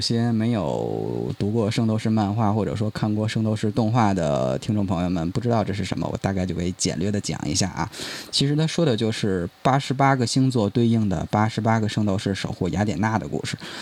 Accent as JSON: {"language": "Chinese", "country": "China"}